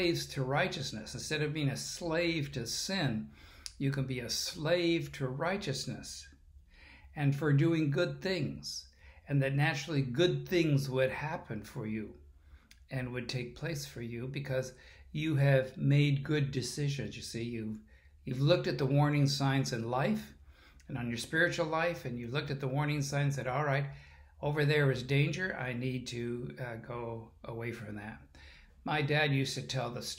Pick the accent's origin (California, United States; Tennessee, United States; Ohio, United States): California, United States; I'm a Californian